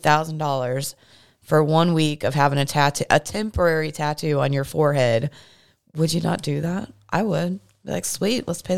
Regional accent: Missouri, United States; In my hometown, there is a hair museum. A hair museum. And it's very popular, like hugely popular, but it makes lists like this list all the time of the weirdest museums around, and it's in my hometown.

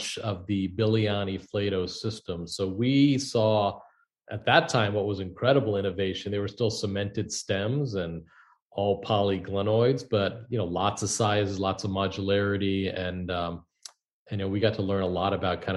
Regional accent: Ashland, Ohio, United States; also born or lived in Cleveland, Ohio; I grew up in Ohio. My parents came from India, so I'm first generation, and my father was a pediatrician, and mom was a great mom, ended up in middle of Ohio, Ashland, Ohio

